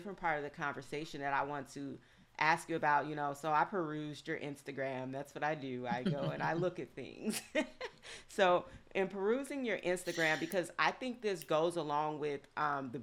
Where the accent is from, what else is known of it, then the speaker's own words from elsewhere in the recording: the South, United States; I grew up in the South